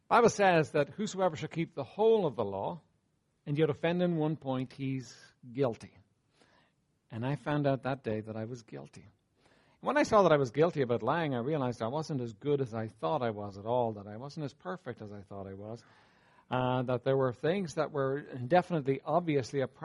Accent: Dublin, Leinster, Ireland; I was raised here in Dublin, raised in Walkinstown, not far from here.

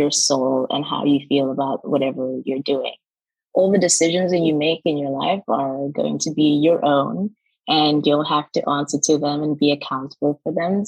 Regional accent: South Africa; moved away as an adult; also born or lived in Austria / France / Canada / Belgium; now in Ireland; I grew up in South Africa.

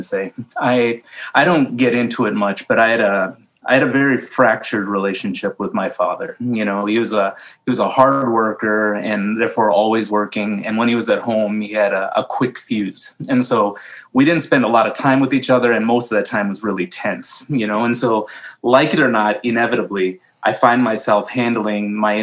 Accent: Illinois, United States; moved away as an adult; now in Iowa, United States; I was born in Illinois

